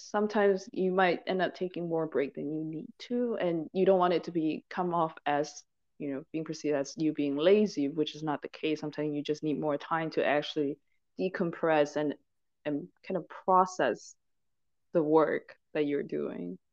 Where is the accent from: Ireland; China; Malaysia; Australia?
Malaysia; also born or lived in Hong Kong / Michigan, United States / Cambridge, United Kingdom; now in Alabama, United States; I'm initially from I grew up in Malaysia, but I moved to okay. Hong Kong and I spent a decade in Michigan when I was studying.